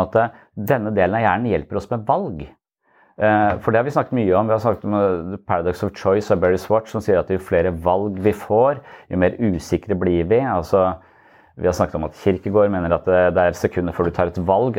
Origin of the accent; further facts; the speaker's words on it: Eastern Norway, Norway; now in Sørlandet, Norway; når jeg er fra Østlandet